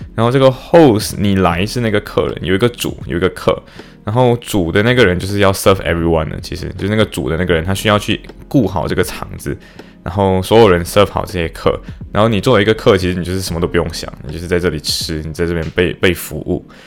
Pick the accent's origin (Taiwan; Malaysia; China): Malaysia; now in Liverpool, United Kingdom; 我是马来西亚华裔